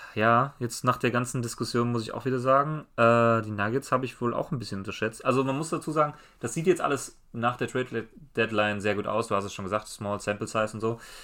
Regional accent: Germany; wir als Deutsche

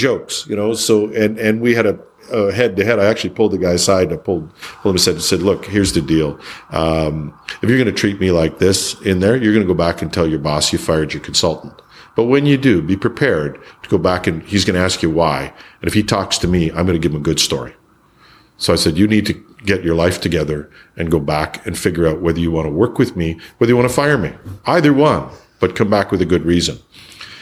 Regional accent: Canada; People aren't as proud of being Canadian as I am

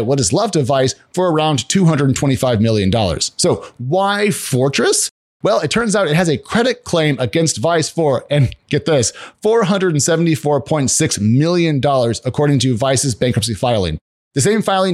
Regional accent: United States; as an American

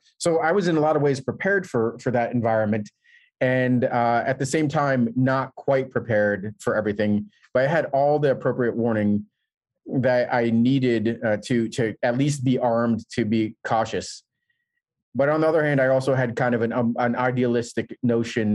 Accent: New York City, New York, United States; I grew up in New York City

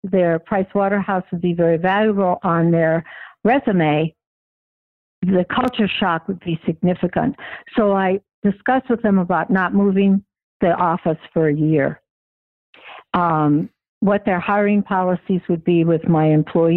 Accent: Denver, Colorado, United States; growing up in Denver in the consulting area

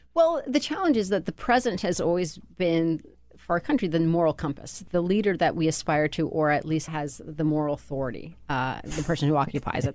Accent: California, United States; also born or lived in Colombia; I grew up in California under Pete Wilson

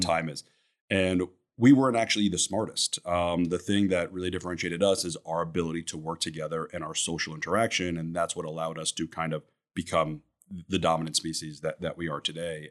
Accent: New York City, New York, United States; moved away as an adult; now in Houston, United States; I'm born and raised in New York City.

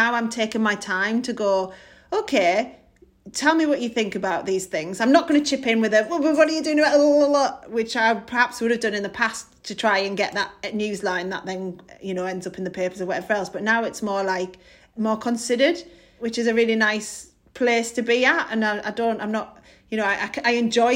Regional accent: Middlesbrough, North East England, United Kingdom; I'm from Middlesbrough

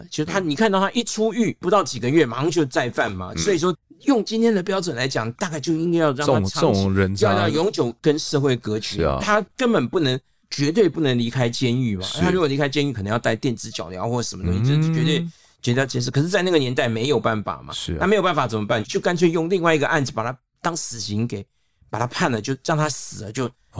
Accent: Taipei, Taiwan; 虽然我是台北来的外省人

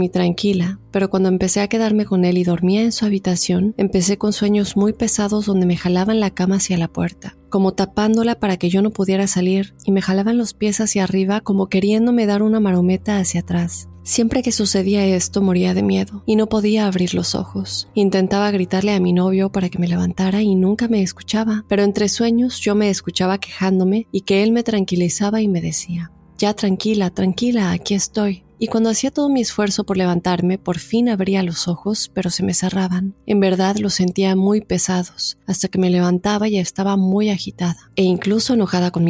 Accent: Acapulco, Guerrero, Mexico; now in Querétaro, Mexico; Yo soy de Acapulco, pero me mudé a Querétaro hace ya cinco años.

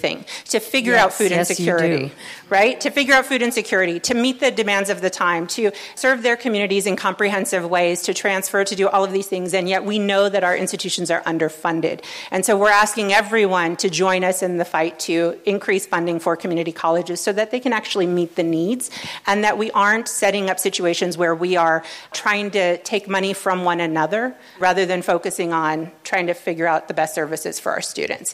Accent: Los Angeles, California, United States; I come from the LA region. This was my born and raised here in the LA region

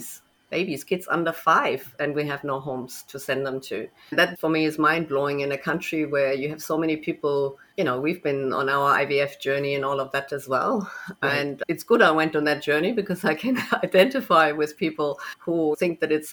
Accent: Germany; moved away; also born or lived in United States; So I'm already an expat child. I'm originally from Germany, but my father was an engineer, so we moved quite a bit.

